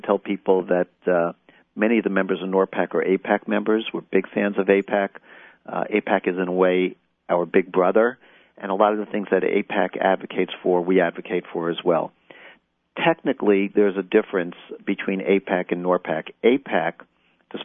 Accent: Englewood, New Jersey, United States; I'm from Englewood, New Jersey

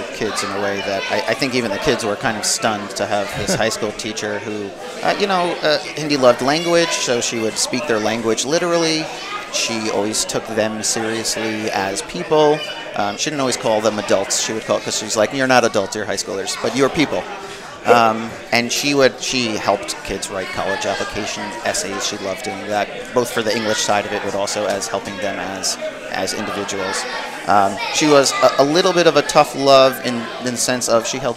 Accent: Cedarhurst, New York, United States; I'm from Cedarhurst

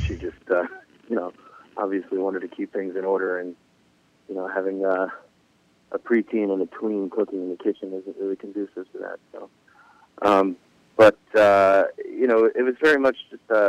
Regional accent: Fort Lee, New Jersey, United States; I grew up in Fort Lee, New Jersey

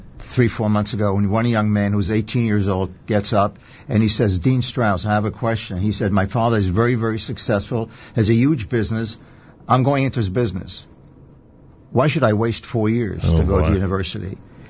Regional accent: Israel; now in United States; I was born and raised in Israel

